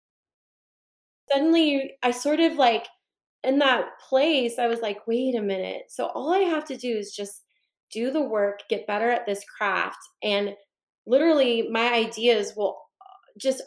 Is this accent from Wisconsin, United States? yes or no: no; Northern California, United States; I'm from Northern California